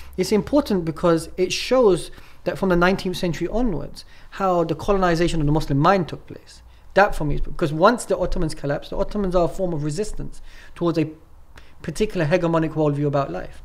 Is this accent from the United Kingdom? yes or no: yes; England, United Kingdom; moved away as an adult; now in Turkey; I'm from England, right? Mm. And then I moved to Turkey.